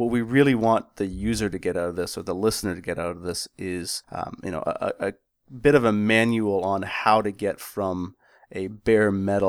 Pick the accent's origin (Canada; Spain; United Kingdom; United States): Canada; As a Canadian and a hockey player